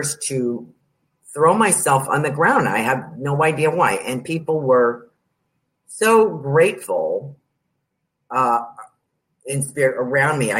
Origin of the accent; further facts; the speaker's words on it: New York, United States; I'm from New York